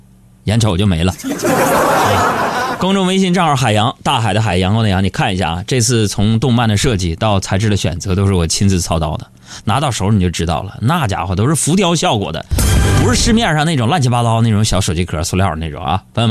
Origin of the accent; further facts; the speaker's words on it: China; 就是身为一个中国人，Chinese people。